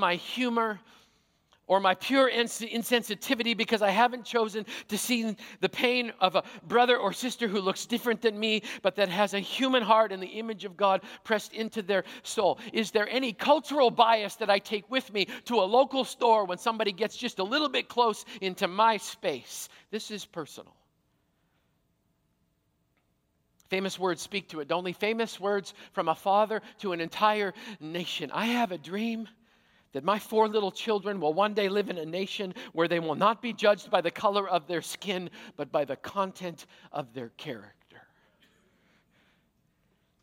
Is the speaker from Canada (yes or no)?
yes; Canada; a Canadian-born, careful now, Caucasian follower of Jesus